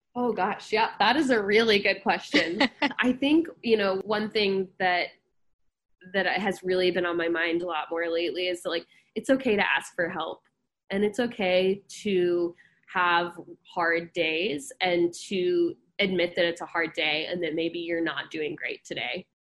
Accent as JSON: {"language": "English", "town": "Dallas", "region": "Texas", "country": "United States", "tie": "born or raised there", "also_born_or_lived": "Athens, Georgia / New Orleans / Houston", "moved": "as an adult", "lives_now": "Davis, United States", "said": "I grew up in Dallas, Texas"}